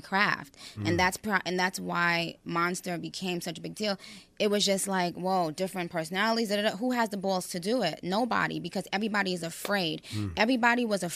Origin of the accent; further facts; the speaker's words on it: New York, United States; I grew up in New York